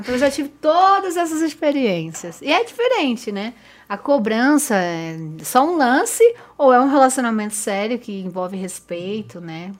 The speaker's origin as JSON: {"language": "Portuguese", "town": "Diadema", "region": "São Paulo", "country": "Brazil", "also_born_or_lived": "Pernambuco (family)", "said": "eu venho de Diadema, né, de Diadema"}